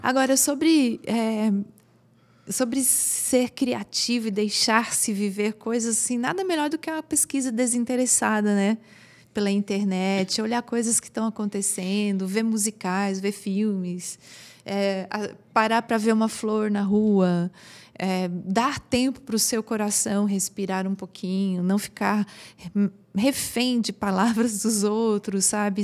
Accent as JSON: {"language": "Portuguese", "country": "Brazil", "said": "Como bons brasileiros"}